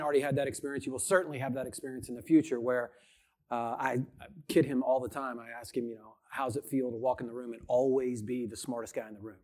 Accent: Memphis, Tennessee, United States; I'm a redneck from Memphis, Tennessee

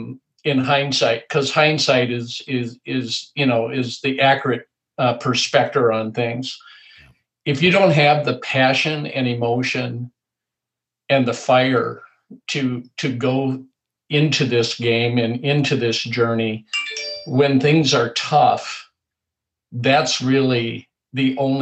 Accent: New Ulm, Minnesota, United States; Todd's and my hometown of New Ulm

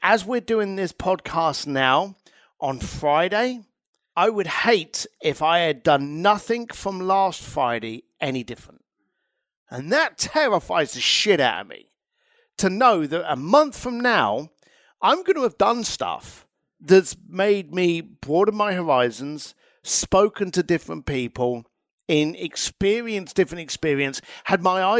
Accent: Ireland; now in London, United Kingdom; As an Irish lad in London, I was always questioning things.

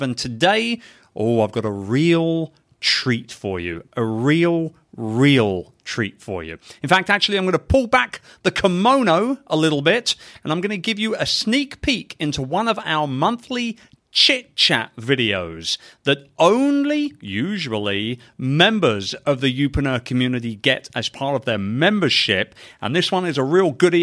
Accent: London, United Kingdom; my hometown of London, England

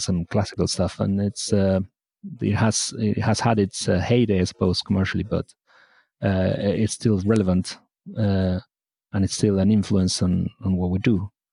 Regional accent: Argentina; now in United Kingdom; I was born in Argentina

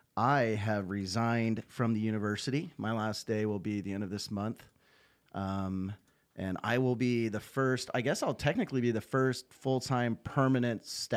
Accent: West Coast, United States; So for everybody that doesn't know, I'm originally from the West Coast.

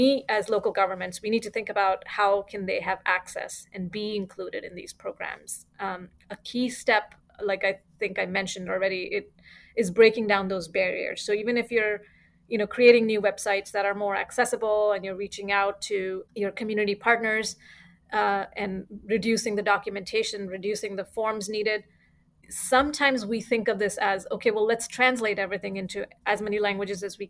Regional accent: Fremont, California, United States; I've always lived here in Fremont. It's been my hometown since 20 plus years

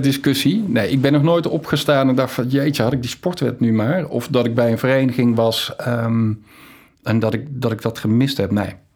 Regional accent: Valkenswaard, North Brabant, Netherlands; moved away as an adult; also born or lived in Amsterdam; ik ben opgegroeid in Valkenswaard

